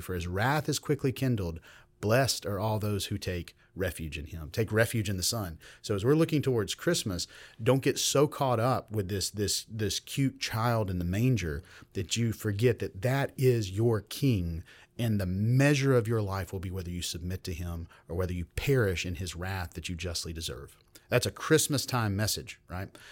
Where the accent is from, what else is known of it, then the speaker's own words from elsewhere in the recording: Meriwether County, Georgia, United States; I grew up in Georgia, in Merriweather County